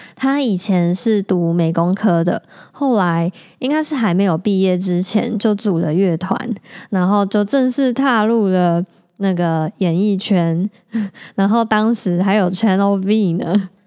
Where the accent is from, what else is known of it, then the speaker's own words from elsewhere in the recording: Taichung, Taiwan; 我从小就在台中长大，在台湾求学跟找工作，工作